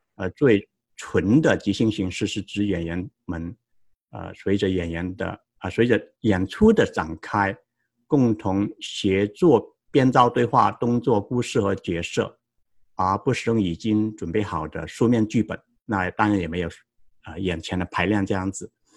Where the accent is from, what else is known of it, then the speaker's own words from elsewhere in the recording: Guangdong, China; moved away as an adult; also born or lived in Tennessee, United States / Wisconsin, United States / San Jose, United States; now in United States; 我成长在广东，二零零一年到美国留学，呃，获得田纳西大学的 M B A 学位